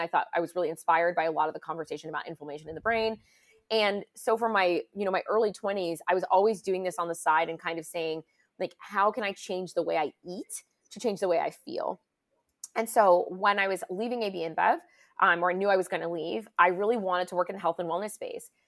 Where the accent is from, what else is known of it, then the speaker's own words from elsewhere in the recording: United States; moved away as an adult; also born or lived in San Francisco / London; I was from the U S.